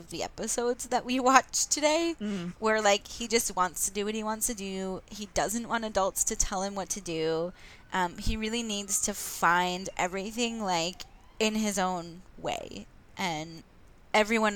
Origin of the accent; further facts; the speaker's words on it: West Orange, New Jersey, United States; I'm from New Jersey, because they shot a lot of it in South Orange, and I'm from West Orange